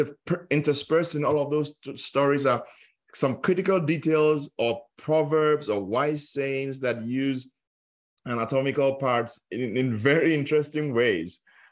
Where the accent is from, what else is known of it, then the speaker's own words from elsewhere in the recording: Nigeria; growing up in Nigeria, where I grew up, yeah. How that our culture and our language has different names for different parts of the body